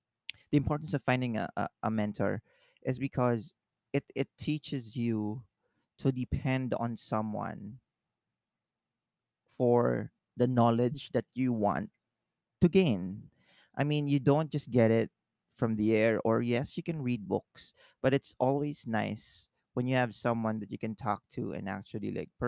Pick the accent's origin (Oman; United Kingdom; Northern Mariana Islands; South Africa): Northern Mariana Islands; now in Philippines; Because remember, I came from the Marianas Islands and came to the Philippines.